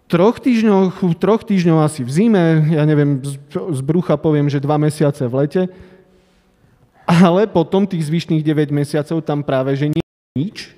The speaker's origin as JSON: {"language": "Slovak", "region": "Prešov Region", "country": "Slovakia", "lives_now": "Bratislava, Slovakia", "said": "Trvalé bydlisko mám v Tatrách, áno."}